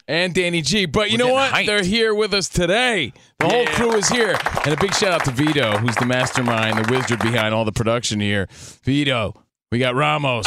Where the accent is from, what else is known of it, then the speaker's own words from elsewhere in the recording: New Jersey, United States; I'm from Jersey